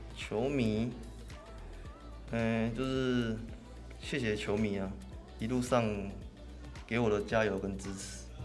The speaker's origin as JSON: {"language": "Chinese", "area": "Min'an Elementary School, Xinzhuang", "region": "New Taipei", "country": "Taiwan", "tie": "born or raised there", "said": "我就一定要转去那个新北的那个民安国小"}